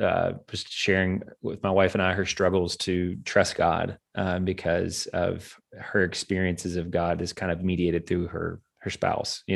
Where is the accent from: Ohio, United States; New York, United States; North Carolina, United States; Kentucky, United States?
Kentucky, United States; moved away; in my home country, in my home space of Kentucky